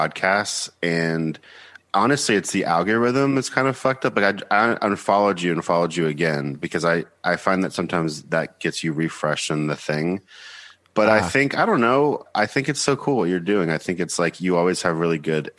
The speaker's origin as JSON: {"language": "English", "town": "Buford", "region": "Georgia", "country": "United States", "also_born_or_lived": "Nashville, Tennessee / Seattle, Washington", "moved": "as an adult", "lives_now": "New York, United States", "said": "I'm from Buford, Georgia"}